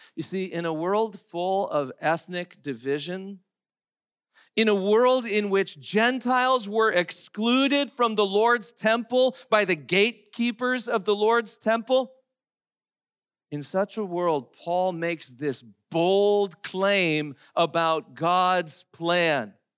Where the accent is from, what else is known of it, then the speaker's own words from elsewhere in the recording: United States; as English-speaking Americans